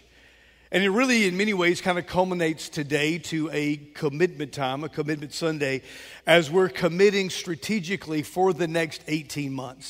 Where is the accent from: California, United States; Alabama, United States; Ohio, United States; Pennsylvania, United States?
Alabama, United States; Mobile; I grew up in West Mobile off Moffett Road, and I remember as a boy, there was a Gulf station there